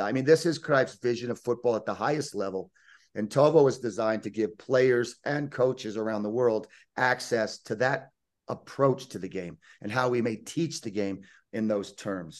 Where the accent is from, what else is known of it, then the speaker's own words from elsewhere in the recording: United States; moved away as an adult; also born or lived in Lake Tahoe, California; now in Sitges, Spain; I'm born and raised in the United States